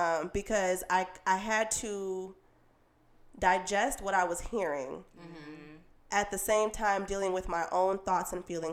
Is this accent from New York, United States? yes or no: no; Chicago, Illinois, United States; we're from Chicago.